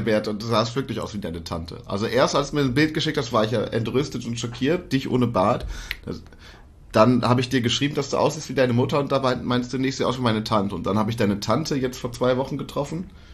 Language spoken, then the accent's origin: German; Germany; als Deutscher